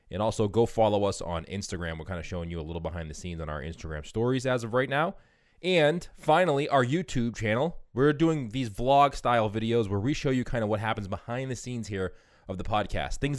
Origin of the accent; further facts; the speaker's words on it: New Jersey, United States; moved away as an adult; also born or lived in Maryland / Washington, District of Columbia, United States; now in New York City, United States; I'm originally from New Jersey.